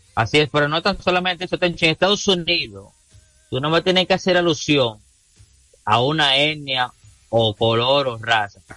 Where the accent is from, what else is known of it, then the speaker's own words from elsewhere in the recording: Dominican Republic; aquí en este país